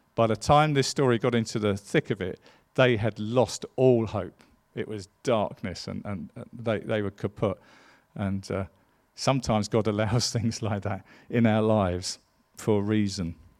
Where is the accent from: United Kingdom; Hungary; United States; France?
United Kingdom; England; I'm an Englishman